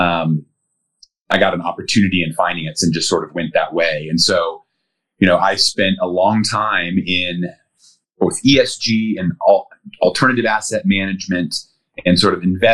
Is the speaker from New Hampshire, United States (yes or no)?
no; Denver, Colorado, United States; I grew up in Colorado. So born and raised, I'm a Colorado native